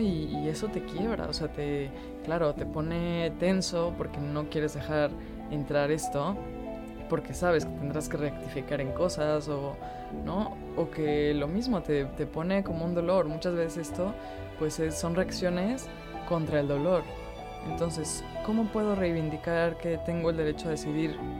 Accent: Mexico; yo soy mexicana

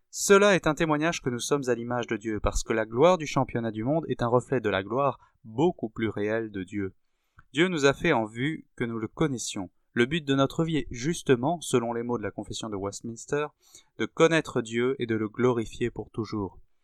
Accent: France; nous sommes français avant d'être chrétiens

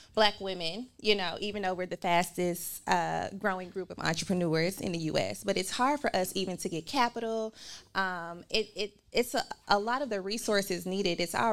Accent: Memphis, Tennessee, United States; moved away as an adult; also born or lived in Tallahassee, Florida / Cincinnati, Ohio / New York; I'm born and raised in Memphis

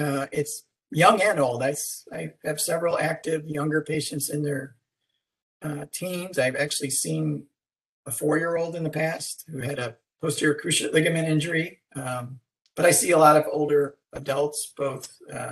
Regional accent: Rochester, New York, United States; moved away as an adult; now in Houston, United States; I came to Houston from Rochester, New York, where I grew up

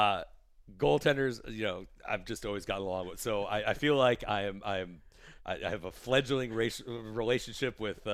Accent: Detroit, Michigan, United States; also born or lived in Atlanta / Tampa / Washington, D.C.; now in Fort Wayne, United States; I grew up in Detroit. And I lived in Atlanta. I lived in Tampa, D.C.

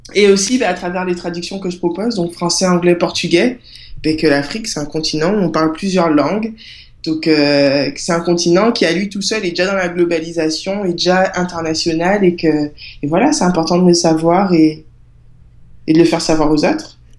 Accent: Guadeloupe; also born or lived in Marseille; je suis née à Marseille, mais euh, j'ai grandi en Guadeloupe

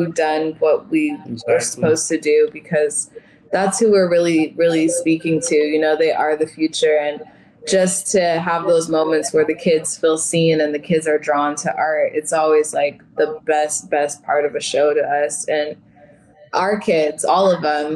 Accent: Tacoma, Washington, United States; I'm from Tacoma

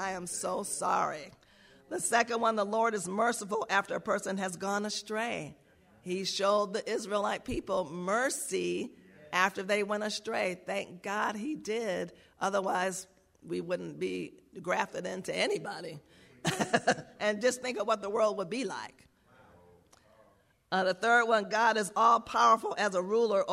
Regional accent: New York, United States; I grew up around Jewish people in New York

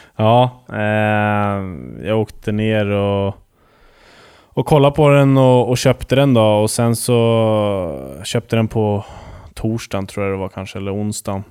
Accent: Huddinge, Stockholm County, Sweden; moved away as an adult; also born or lived in Västerås / Mora; jag var hemma i Huddinge första året

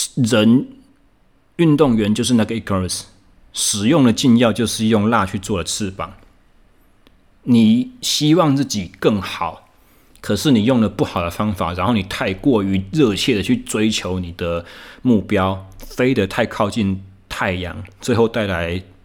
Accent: Taichung, Taiwan; 我回到我的故乡台中，我目前在进行重新又回到了自由教练的这个职场

